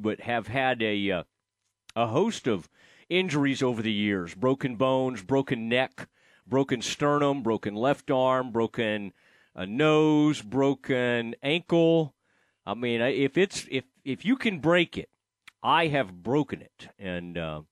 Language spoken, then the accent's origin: English; Kaufman, Texas, United States; my hometown of Kaufman, Texas